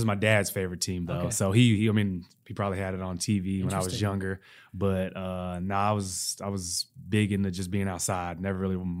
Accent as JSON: {"language": "English", "region": "the South", "country": "United States", "said": "That's right. I'm from the South."}